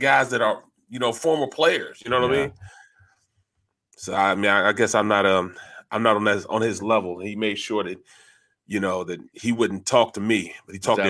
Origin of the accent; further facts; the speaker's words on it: Florida, United States; I come from Florida, I may not talk as fluent as you